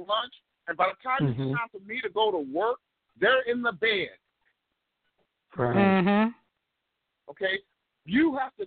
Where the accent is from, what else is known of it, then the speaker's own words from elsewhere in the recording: Texas, United States; moved away; also born or lived in Chicago; When I grew up here in Texas, and then my dad eventually hauled my behind up to Chicago, I grew up on a working